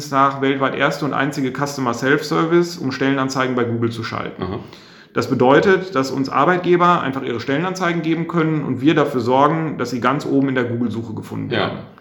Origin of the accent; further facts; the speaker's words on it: Bielefeld, North Rhine-Westphalia, Germany; also wir kommen beide aus der Region und wir schätzen auch einfach diese Mentalität.